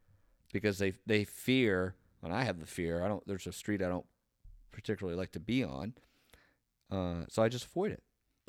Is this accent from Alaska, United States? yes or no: no; Marietta, Ohio, United States; I grew up on Harmer Hill. So if you just Google that, it's up on a hill, obviously, on the western side of Marietta.